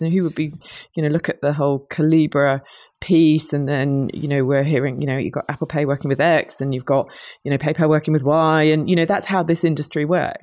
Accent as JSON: {"language": "English", "country": "United Kingdom", "accent": "British", "said": "I'm a Brit, you might tell from my accent."}